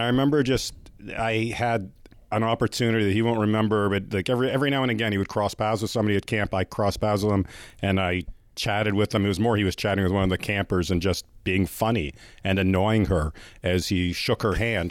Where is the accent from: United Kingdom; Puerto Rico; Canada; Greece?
Canada; yes, I am Canadian